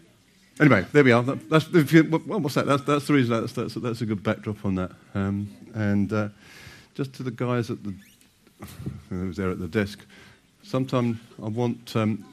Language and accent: English; United Kingdom; that we'll need a toilet break because we're British.